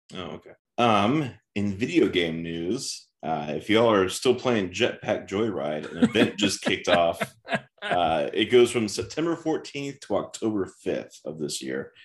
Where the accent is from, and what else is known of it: Midwest, United States